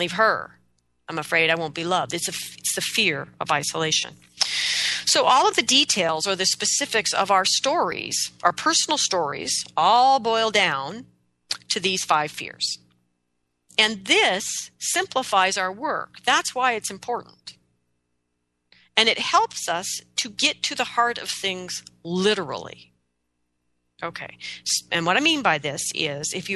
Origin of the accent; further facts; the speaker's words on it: United States; I'm an American